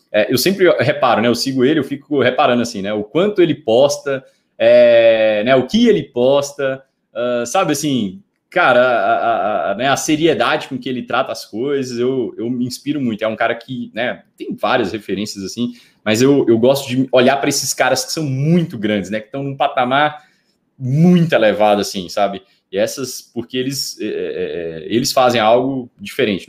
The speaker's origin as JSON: {"language": "Portuguese", "area": "bordering Bahia", "region": "small town in northern Minas Gerais", "country": "Brazil", "tie": "born or raised there", "also_born_or_lived": "Montes Claros", "said": "na minha cidade natal, já que você tocou nesse ponto, eu sou de uma cidade muito pequena também, né? No norte de Minas Gerais, divisa com a Bahia"}